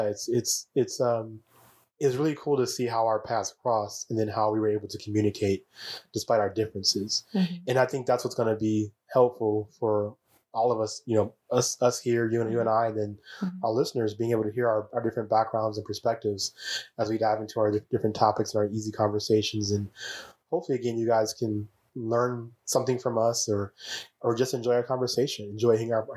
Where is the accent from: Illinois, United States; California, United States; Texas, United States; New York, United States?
Illinois, United States; Chicago; moved away; I was Chicago born and bred and convinced I was going to live and die in Chicago